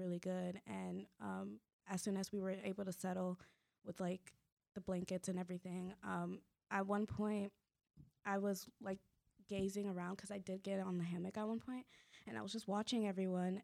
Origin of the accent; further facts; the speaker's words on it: Kissimmee, Florida, United States; also born or lived in Orlando; I was raised in Kissimmee, but born in Orlando